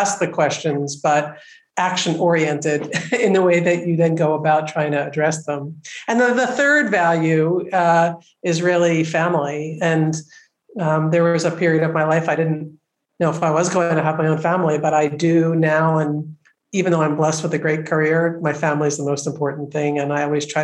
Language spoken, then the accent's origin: English; Philadelphia, Pennsylvania, United States; Philadelphia. I grew up in Philadelphia